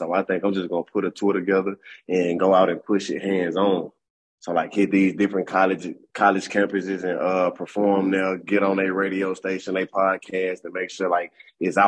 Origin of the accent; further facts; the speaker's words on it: Springhill, Louisiana, United States; my hometown where I'm from.